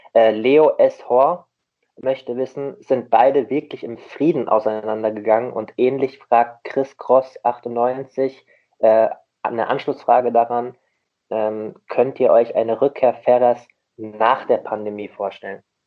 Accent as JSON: {"language": "German", "area": "Rheingau", "region": "Hesse", "country": "Germany", "moved": "yes", "lives_now": "Hamburg, Germany", "said": "Und ich bin, ich bin auch kein Hamburger. Ich habe es mir nur so angewöhnt. Ich komme ja auch aus dem schönen Rhein-Main-Gebiet, aus dem, aus dem Rheingau"}